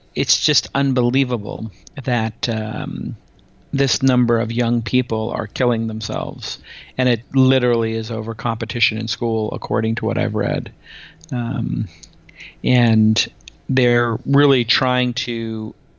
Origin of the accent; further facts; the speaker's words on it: New York City, New York, United States; I'm a kid from Brooklyn who went to public school